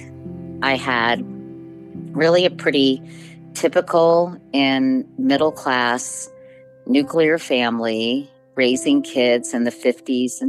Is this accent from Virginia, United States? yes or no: yes; Arlington, Virginia, United States; I grew up in Arlington, Virginia, in a suburb just outside Washington, D.C.